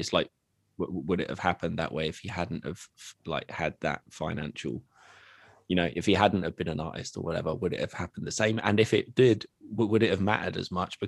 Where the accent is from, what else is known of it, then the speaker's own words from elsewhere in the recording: Bedfordshire, East of England, United Kingdom; also born or lived in Luton; I come from Bedfordshire. I live in Luton.